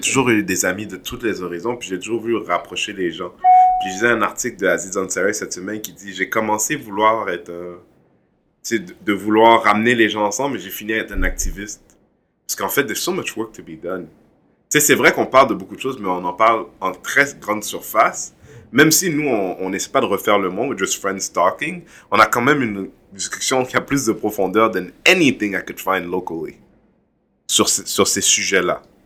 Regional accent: Quebec, Canada; je suis un haïtien, je, suis un, Québécois d'origine haïtienne, un Canadien d'origine haïtienne

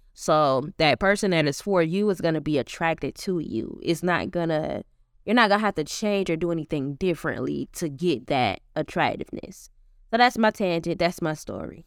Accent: the South, United States; growing up in the South as a black woman

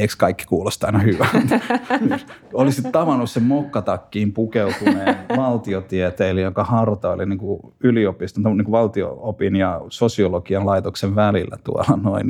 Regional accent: Pori, Satakunta, Finland; mä oon asunut nuoruuteni Porissa.

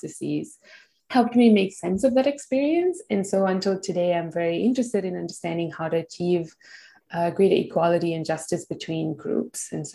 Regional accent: Kuala Lumpur, Malaysia; moved away as an adult; also born or lived in Massachusetts, United States; now in Australia; I was born and raised in Malaysia

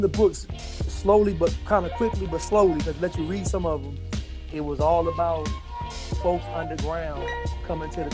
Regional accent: United States

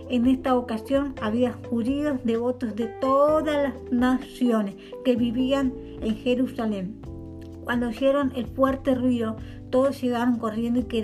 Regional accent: Dolores, Buenos Aires Province, Argentina; de Dolores, provincia de Buenos Aires.

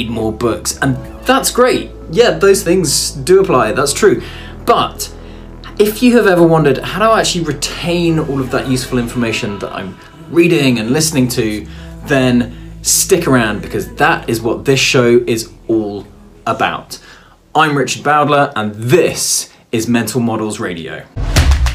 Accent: Midlands, United Kingdom; I'm from the Midlands, and I was back home.

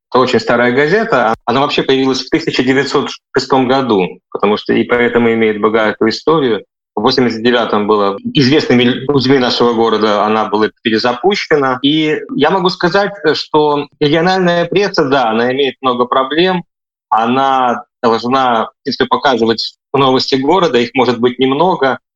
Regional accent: Vitebsk, Vitebsk Region, Belarus; moved away as an adult; also born or lived in Ukraine; now in Germany; я из Витебска.

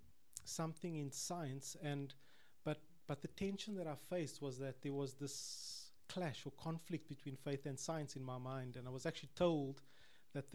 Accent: Cape Town, Western Cape, South Africa; I'm from Cape Town. I'm a Capetonian.

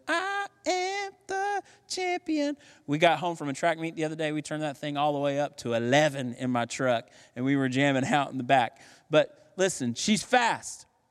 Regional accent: United States

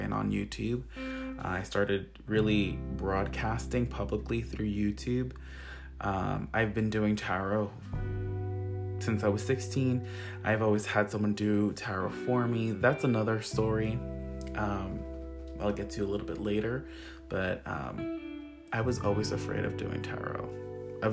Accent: Long Island, New York, United States; Long Island, New York. That is where I'm from. That is where I live. I've been here all of my life.

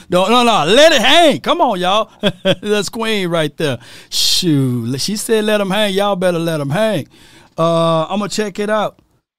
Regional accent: Mississippi, United States; I'm from Mississippi

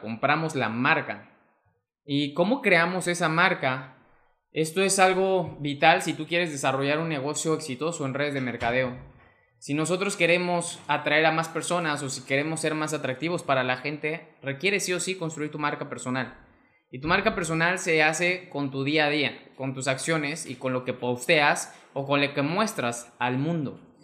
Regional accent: Mexico; mexicano, emprendedor y empresario

